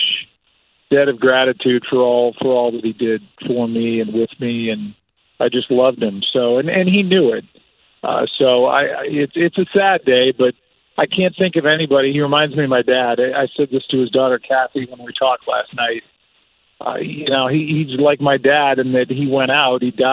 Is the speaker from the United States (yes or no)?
yes; St. Louis, Missouri, United States; when I was growing up in St. Louis